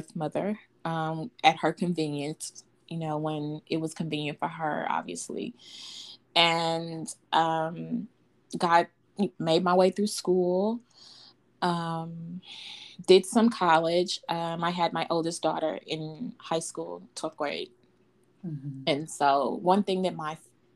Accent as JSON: {"language": "English", "town": "Fort Worth", "region": "Texas", "country": "United States", "tie": "born or raised there", "said": "I was born and raised in Fort Worth, Texas. Mm-hmm. I've never lived anywhere else"}